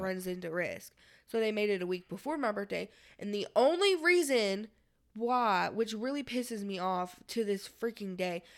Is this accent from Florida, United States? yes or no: no; Louisville, Kentucky, United States; we're from Louisville